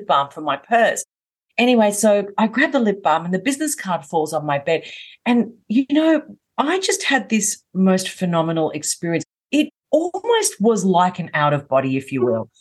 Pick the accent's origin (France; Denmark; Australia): Australia; Melbourne, Victoria; I'm from Melbourne in Australia, hence why I have the accent.